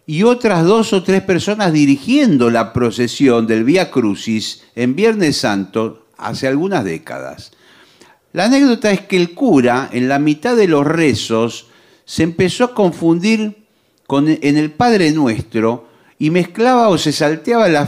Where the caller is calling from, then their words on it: Montevideo, Uruguay; Hola chicos … de Montevideo.